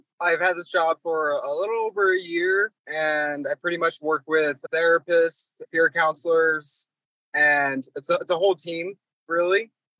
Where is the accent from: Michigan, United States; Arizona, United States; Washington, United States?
Washington, United States; It's a little town in Washington.